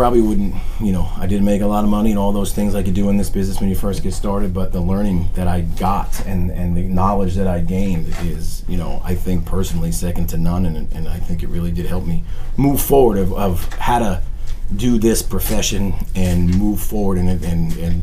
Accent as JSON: {"language": "English", "area": "Long Island", "region": "New York", "country": "United States", "tie": "born or raised there", "said": "I grew up in Long Island, New York"}